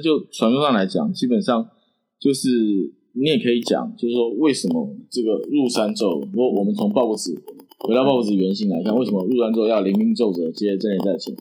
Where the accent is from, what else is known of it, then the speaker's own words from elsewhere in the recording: Keelung, Taiwan; 我小时候住在基隆山脚下一个小村庄。嗯。嗯，然后我们那个村庄就是只有一条街的那种。嗯，嗯。嗯，前面住闽南人，后面住客家人。嗯。然后我们家在刚好在最中间。嗯。而且对门两户都，都，都是我们家